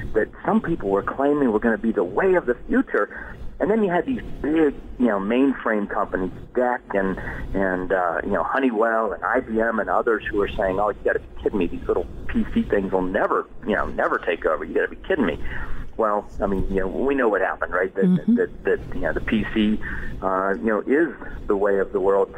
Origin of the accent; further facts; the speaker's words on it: Western Pennsylvania, United States; moved away as an adult; also born or lived in Washington, D.C. area; I grew up in Western Pennsylvania, went to college in Northwest Pennsylvania, and ended up in the D.C. area right after school.